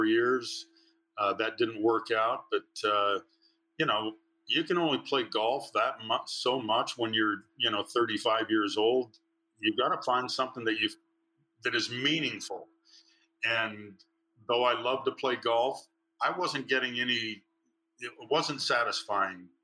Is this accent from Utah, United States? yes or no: yes; Provo, Utah, United States; Coaching in my hometown at my alma mater